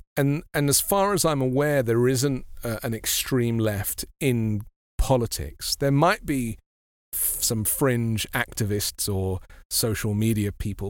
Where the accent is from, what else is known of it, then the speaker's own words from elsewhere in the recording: London, United Kingdom; I grew up in London, which is a kind of very mixed society